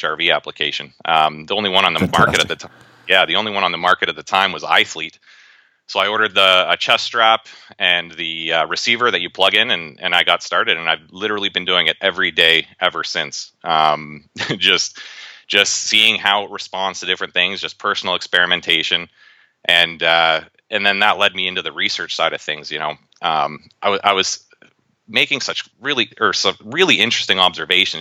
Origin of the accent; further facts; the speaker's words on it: Toronto, Ontario, Canada; also born or lived in Cincinnati, Ohio, United States; I'm actually originally from Cincinnati, Ohio, but my dad's job moved us to Toronto. So I grew up in the Toronto area